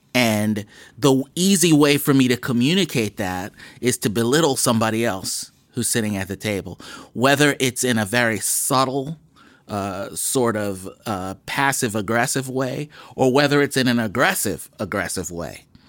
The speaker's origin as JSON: {"language": "English", "town": "Boston", "region": "Massachusetts", "country": "United States", "tie": "born or raised there", "said": "When I was a kid growing up in Mattapan"}